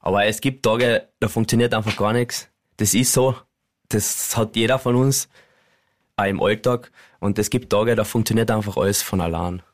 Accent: Carinthia, Austria; uns Kärntner

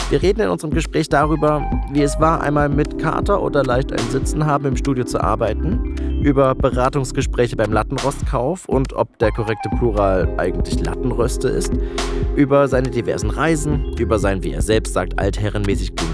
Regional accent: Munich, Bavaria, Germany; ich komme aus München.

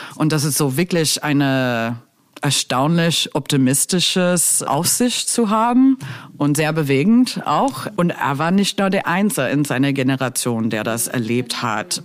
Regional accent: United States; German is a second language; moved away as an adult; also born or lived in Berlin; ich komme aus den U S

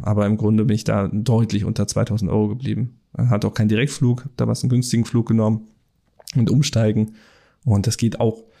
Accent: Germany; bei uns in Deutschland

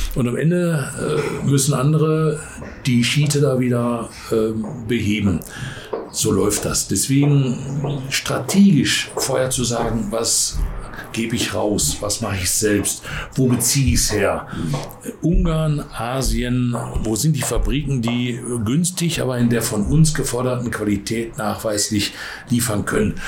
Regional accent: Ruhr area, North Rhine-Westphalia, Germany; ich bin da dann Ruhegebietler

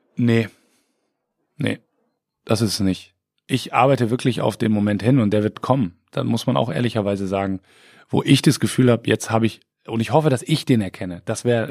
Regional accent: Siegen, North Rhine-Westphalia, Germany; also born or lived in Delmhorst; now in Bremen, Germany; ich bin ja Siegerländer, wo wir gerade bei Geburtsorten waren. Ne? Ich komme aus Siegen, habe dann lange in Delmhorst gelebt und jetzt in Bremen.

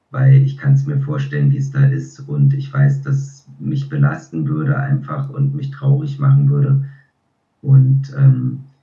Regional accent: Berlin, Germany; now in Switzerland; Ich bin ja in Berlin aufgewachsen und da hat er Theater gespielt und auch im Fernsehen gedreht. Und irgendwann mal, als meine Großeltern dann gestorben waren, sind wir alle zusammen zurück in die Schweiz, eben in dieses Haus gezogen.

